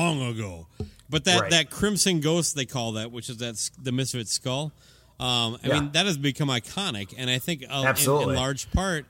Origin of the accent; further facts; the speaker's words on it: Medford, Minnesota, United States; moved away; my hometown of Medford, Minnesota